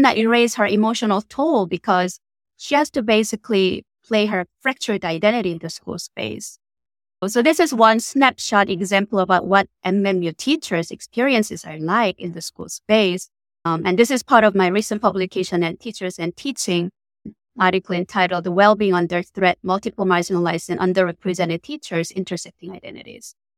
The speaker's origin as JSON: {"language": "English", "country": "South Korea", "tie": "born or raised there", "moved": "as an adult", "lives_now": "United States", "said": "I was born and raised in South Korea in a teacher family"}